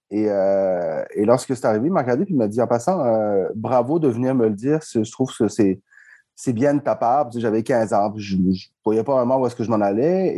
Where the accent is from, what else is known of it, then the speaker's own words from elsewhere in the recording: Montreal, Quebec, Canada; moi je viens de Montréal-Nord